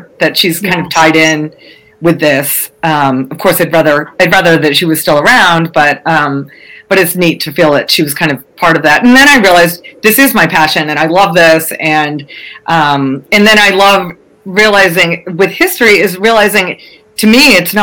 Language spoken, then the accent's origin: English; Massachusetts, United States; I'm from Massachusetts